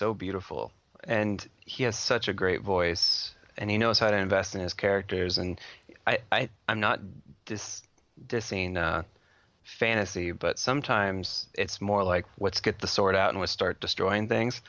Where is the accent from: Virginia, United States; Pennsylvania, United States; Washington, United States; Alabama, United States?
Washington, United States; These two work really well together, especially since I'm from Washington.